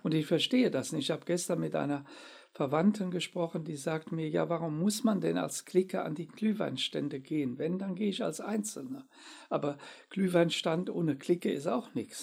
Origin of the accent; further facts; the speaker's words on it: Germany; wir dürfen auch nicht immer als Deutsche den Eindruck erwecken